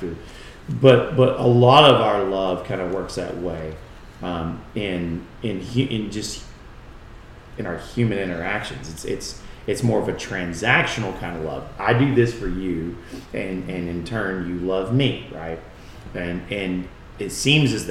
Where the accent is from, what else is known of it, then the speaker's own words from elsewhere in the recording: United States; we as English-speaking Americans